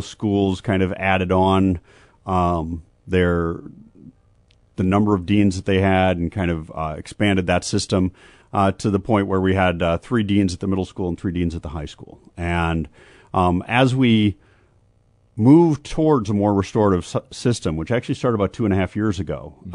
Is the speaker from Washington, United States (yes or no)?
no; Minnesota, United States; now in Urbana, United States; my home state of Minnesota